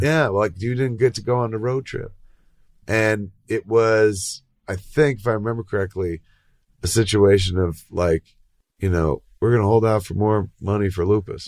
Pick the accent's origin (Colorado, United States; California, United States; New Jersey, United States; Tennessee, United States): New Jersey, United States; accent: Jersey; moved away; I grew up in Jersey